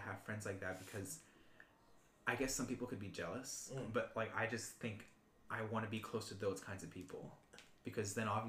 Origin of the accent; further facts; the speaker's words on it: Belgium; I've lived in Belgium since I was 4. I'm only technically American.